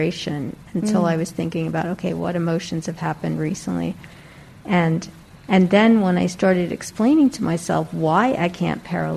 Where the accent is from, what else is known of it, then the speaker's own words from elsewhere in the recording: New York, United States; moved away; I'm from New York originally